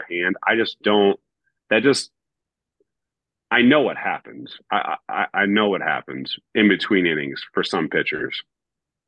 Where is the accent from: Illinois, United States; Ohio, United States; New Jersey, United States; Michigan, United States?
Ohio, United States; Northern; moved away as an adult; now in Toronto, Canada; I grew up in Northern Ohio